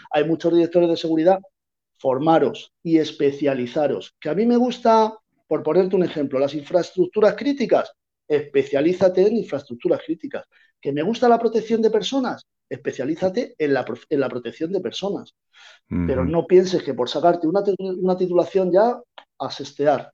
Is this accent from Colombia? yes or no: no; Madrid, Community of Madrid, Spain; now in Málaga, Spain; yo soy de Madrid.